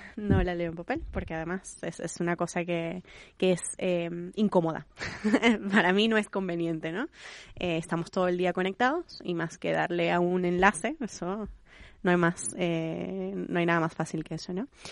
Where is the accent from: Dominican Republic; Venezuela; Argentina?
Venezuela; yo que soy venezolana